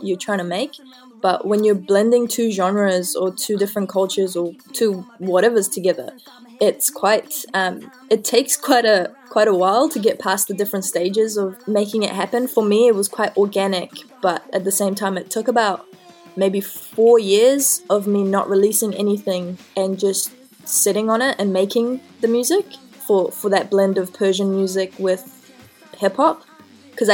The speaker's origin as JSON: {"language": "English", "country": "New Zealand", "said": "I consider myself as equally Kiwi, well, New Zealander and Iranian."}